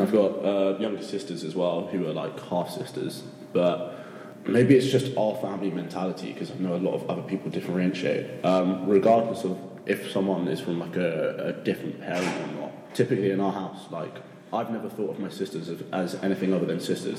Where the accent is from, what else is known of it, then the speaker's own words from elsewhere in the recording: United Kingdom; now in Sapporo, Japan; I'm from the UK, currently living in Sapporo, Japan